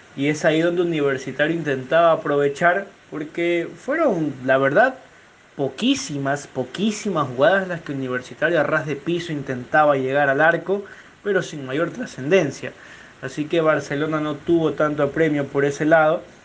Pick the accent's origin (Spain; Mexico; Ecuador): Ecuador; como ecuatorianos